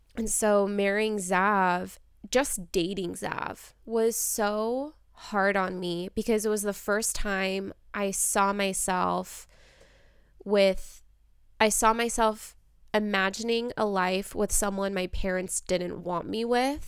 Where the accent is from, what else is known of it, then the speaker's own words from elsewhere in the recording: United States; I was born in America. I was raised in America.